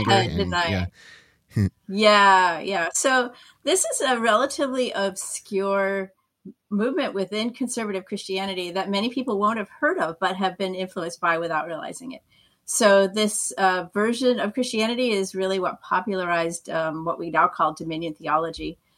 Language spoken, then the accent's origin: English; New England, United States; Um, well, uh, I grew up in New England.